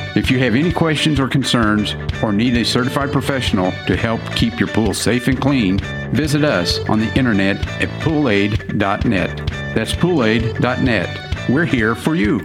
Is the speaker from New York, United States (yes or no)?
no; Mansfield, Texas, United States; I was born and raised here in Mansfield, Texas